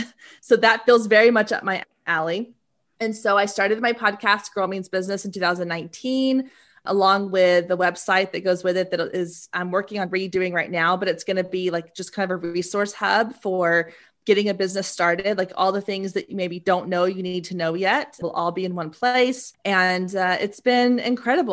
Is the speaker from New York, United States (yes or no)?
no; Waco, Texas, United States; moved away; I grew up in Waco, Texas